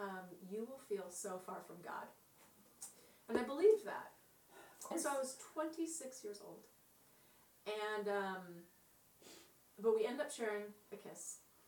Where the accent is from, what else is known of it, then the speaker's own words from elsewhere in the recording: San Diego, California, United States; San Diego.